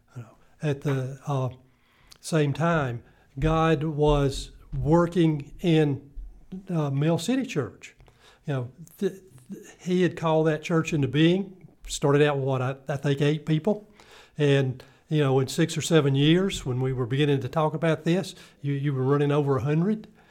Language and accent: English; Greenville, South Carolina, United States; I'm originally from Greenville, South Carolina